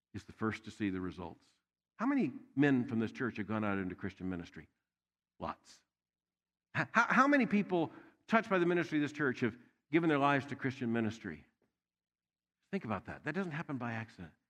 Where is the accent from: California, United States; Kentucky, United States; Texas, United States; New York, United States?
Kentucky, United States; Louisville; I am from Louisville, Kentucky